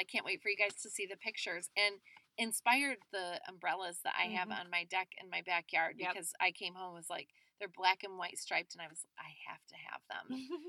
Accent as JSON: {"language": "English", "town": "Chicago", "region": "Illinois", "country": "United States", "said": "oh my gosh, where are you from? And we say the Chicago area"}